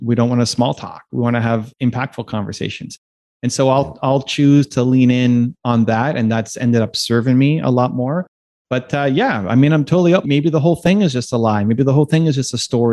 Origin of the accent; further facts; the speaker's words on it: Canada; being a Canadian